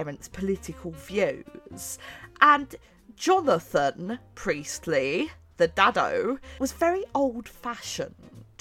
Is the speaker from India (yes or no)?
no; Bromley, London, United Kingdom; I grew up in Bromley, B-R-O-M-L-E-Y, in southeast London